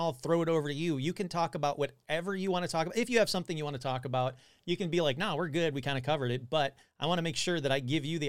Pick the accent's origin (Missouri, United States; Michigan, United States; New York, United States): Michigan, United States; Detroit; I'm from the Detroit area, so it wouldn't be that far to go up to Ontario.